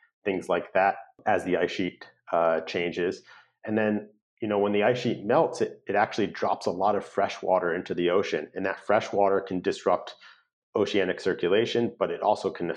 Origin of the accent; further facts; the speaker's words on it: Connecticut, United States; now in California, United States; I'm from Connecticut